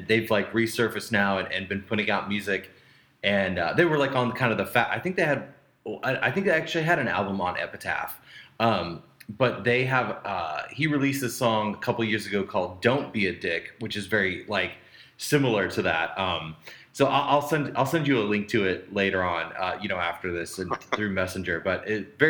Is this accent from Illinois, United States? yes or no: yes; Vandalia, Illinois, United States; when I was younger, I'm from a small town, and then there's in Illinois, and then I'm from Vandalia, Illinois